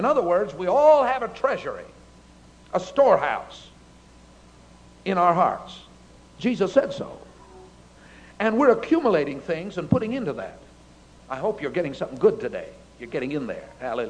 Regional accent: Japan; born there; My parents were missionaries in Japan. I was born in Japan.

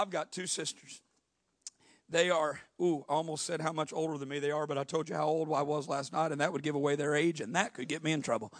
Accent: southern Illinois, United States; moved away; I was in a small school in southern Illinois there, and there were 34 kids in my graduating class

